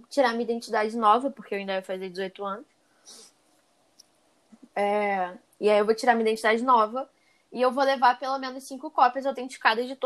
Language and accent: Portuguese; Rio de Janeiro, Brazil; tranquilo, ah, não, nada vai acontecer comigo, eu sou carioca.